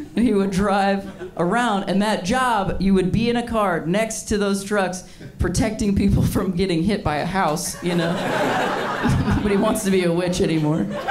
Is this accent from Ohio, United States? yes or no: yes; Ohio, United States; I'm from Ohio